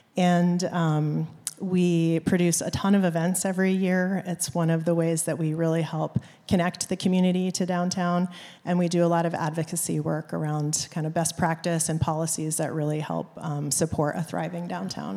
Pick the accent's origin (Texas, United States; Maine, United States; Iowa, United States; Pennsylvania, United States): Maine, United States; moved away as an adult; now in South Bend, United States; I am a transplant from the East Coast. I grew up in Maine, and I moved to the South Bend area in, um, two thousand and one.